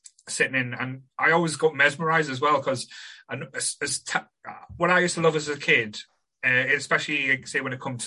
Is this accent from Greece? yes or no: no; Sunderland, North East England, United Kingdom; I grew up in a place called Ryup, which is a little old mining village